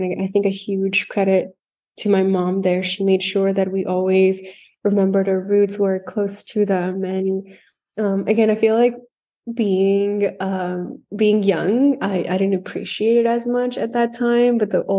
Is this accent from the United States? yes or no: no; India; I think it comes from being Indian and living there. We were born into the Ayurvedic lifestyle.